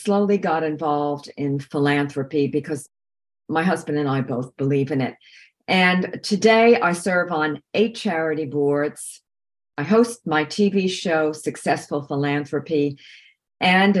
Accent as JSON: {"language": "English", "area": "Long Island", "region": "New York", "country": "United States", "tie": "born or raised there", "said": "I grew up on Long Island."}